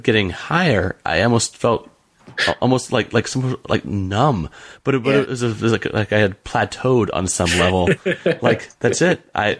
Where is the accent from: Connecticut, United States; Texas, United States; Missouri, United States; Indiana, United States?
Missouri, United States; St. Louis; I grew up in St. Louis, and so I'm a St. Louis Cardinals fan